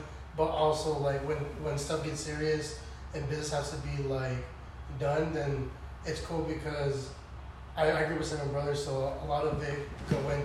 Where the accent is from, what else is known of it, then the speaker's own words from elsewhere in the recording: Escondido, California, United States; also born or lived in Valley Center, California / San Marcos, California; I was born and raised in Escondido